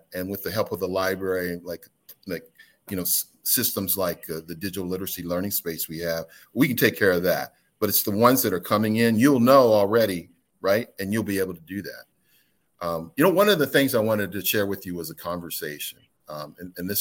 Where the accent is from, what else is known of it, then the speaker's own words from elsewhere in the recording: Midwest, United States; now in North Carolina, United States; I'm from the Midwest